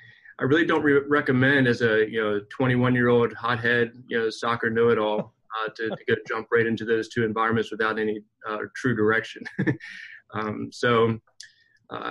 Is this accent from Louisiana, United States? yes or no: no; Maryland, United States; I grew up in Maryland